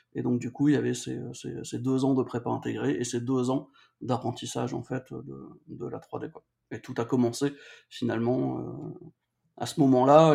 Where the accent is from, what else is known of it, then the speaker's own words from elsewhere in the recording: Valenciennes, Hauts-de-France, France; je suis du nord de la France, je viens de Valenciennes